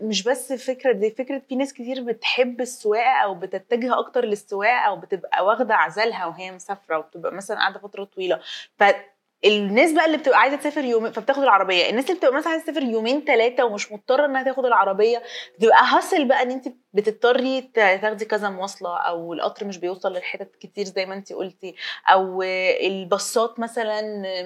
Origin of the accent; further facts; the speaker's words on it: Egypt; احنا نقدر دلوقتي كمصريين